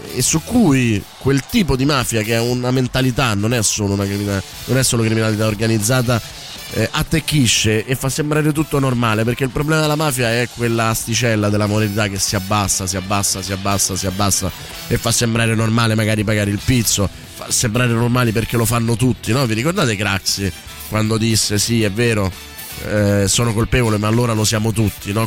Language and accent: Italian; Calabria, Italy; moved away; also born or lived in Rome; Avevo dodici anni e vivevo in Calabria, avevo già conosciuto la mafia per altre piccole cose al paese dove vivevo